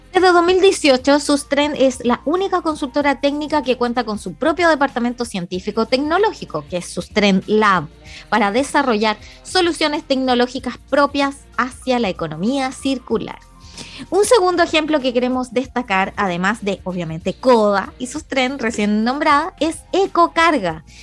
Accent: Chile

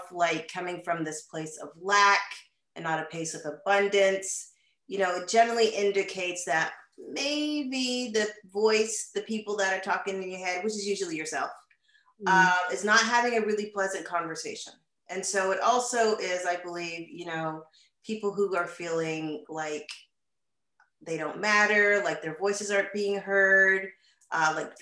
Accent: Canada; moved away as an adult; now in United States; I am originally from Canada, born and raised. I moved to the United States some 20 years ago.

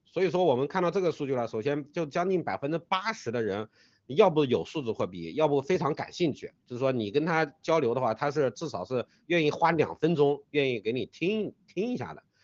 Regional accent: China; 我们中国人

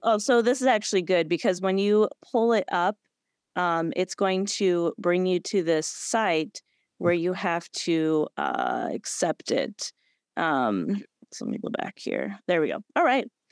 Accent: Illinois, United States; now in Florida, United States; I'm coming live from, um, Illinois, actually, my hometown

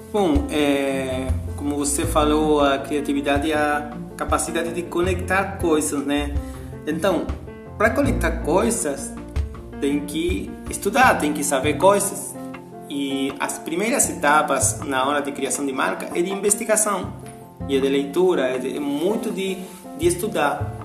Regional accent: Argentina; Portuguese is a second language; moved away as an adult; now in Imbituba, Brazil; sou argentino e estou morando aqui no Brasil faz cinco anos

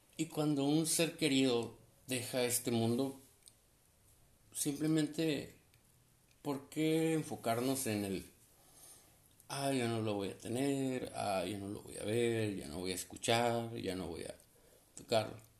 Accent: Sonora, Mexico; now in Tecate, Mexico; soy nacido allá en Sonora, pero radicó en Tecate, California

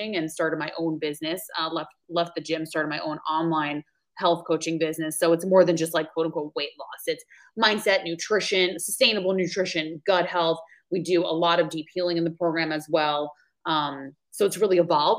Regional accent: New York, United States; accent: New York; now in Maui, United States; So I'm originally from New York. You'll probably hear the accent come out. I now reside in Maui, Hawaii.

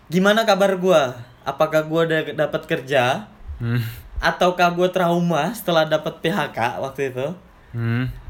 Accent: Malang, East Java, Indonesia; jadi skip aja kehidupan gue di Malang karena itu kampung gue karena gue nggak ngerantau di Malang

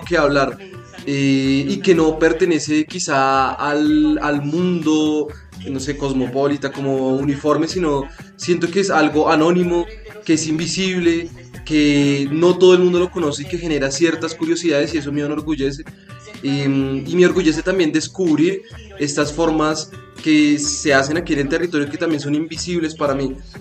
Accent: Bogotá, Colombia; also born or lived in Mompox; yo he vivido casi toda mi vida en Bogotá, pero soy, digamos, oriundo de mi familia, viene de Monpós

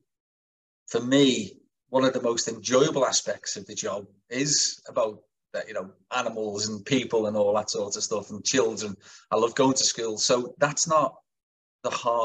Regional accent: Kirkby, North West England, United Kingdom; I'm a brickie from Kirby

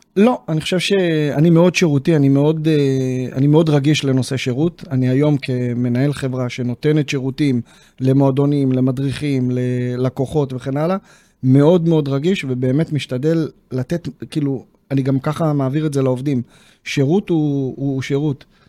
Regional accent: Neve Monosson, Central District, Israel; ביישוב נווה מונוסון, איפה שגדלתי

